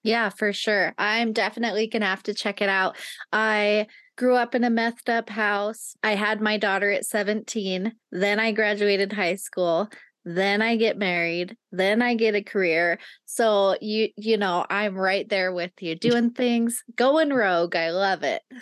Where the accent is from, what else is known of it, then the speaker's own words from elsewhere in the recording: Nevada, United States; moved away; I grew up in Nevada